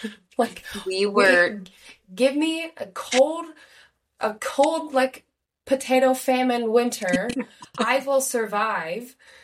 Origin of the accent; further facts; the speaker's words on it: Ohio, United States; moved away as an adult; now in Chicago, United States; growing up in Ohio, we were at the tail end of the time zone.